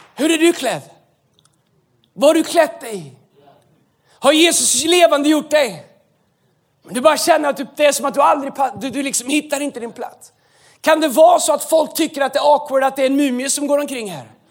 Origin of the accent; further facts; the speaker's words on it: Sweden; vi är svenskar